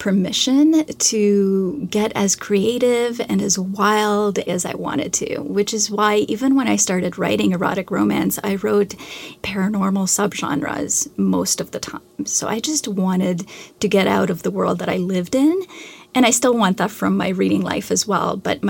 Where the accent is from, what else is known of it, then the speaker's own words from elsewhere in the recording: Canada; I'm Canadian, so I had to read a great deal of Canadian literature.